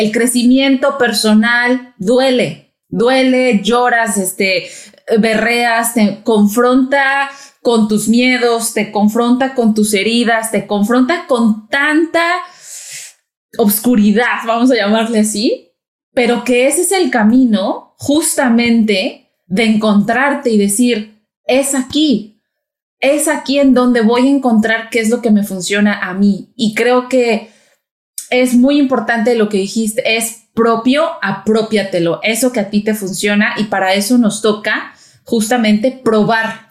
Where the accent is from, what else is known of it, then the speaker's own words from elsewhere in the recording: Mexico; also born or lived in Brazil; now in United States; soy mexicana, viví en México